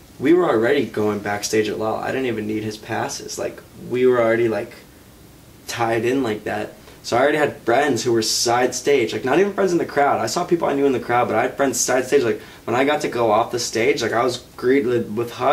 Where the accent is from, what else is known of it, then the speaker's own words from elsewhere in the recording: Chicago, Illinois, United States; I was from Chicago